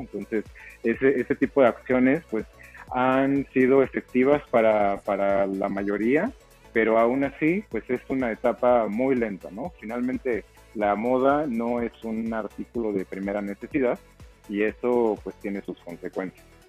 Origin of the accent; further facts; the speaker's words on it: State of Mexico, Mexico; moved away as an adult; now in Oaxaca, Mexico; Yo soy originario del Estado de México, pero eh, radico en Oaxaca desde el año 2011